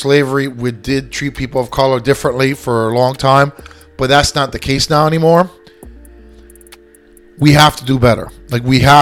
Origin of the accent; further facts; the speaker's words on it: Lakeland, Florida, United States; also born or lived in New York, New York / Puerto Rico (ancestry); I was born and raised here. Florida is my state. Lakeland is my hometown